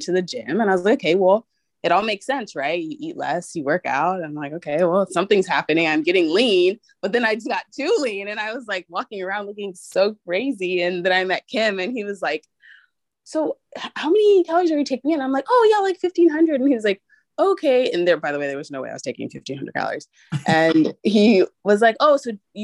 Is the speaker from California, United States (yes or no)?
yes; San Diego, California, United States; now in Los Angeles, United States; I am originally from San Diego